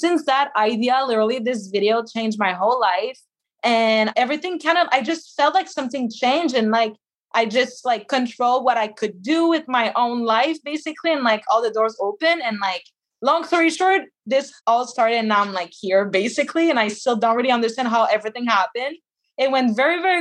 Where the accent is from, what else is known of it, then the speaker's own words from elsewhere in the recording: Quebec, Canada; I'm from Quebec